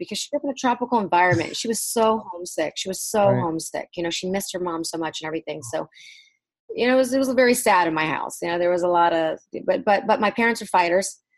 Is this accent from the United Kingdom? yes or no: no; Racine, Wisconsin, United States; English is a second language; also born or lived in Saigon, Vietnam / Virginia; we grew up there in Wisconsin, Racine, Wisconsin, right outside of Milwaukee